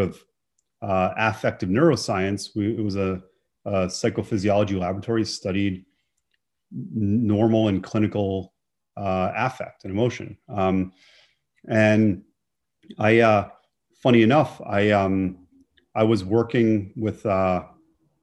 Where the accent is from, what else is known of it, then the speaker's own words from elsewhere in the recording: Boston, Massachusetts, United States; also born or lived in Illinois / Florida; We moved from University of Illinois to Northeastern together, and I'm back home in Boston.